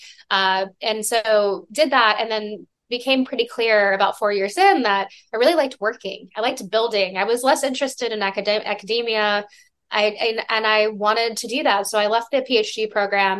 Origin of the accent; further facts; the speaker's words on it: Georgia, United States; moved away; I'm from Georgia